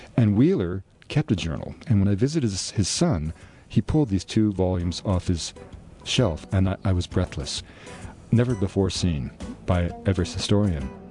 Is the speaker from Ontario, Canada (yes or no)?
no; Vancouver, British Columbia, Canada; four doors from the house I was born in Vancouver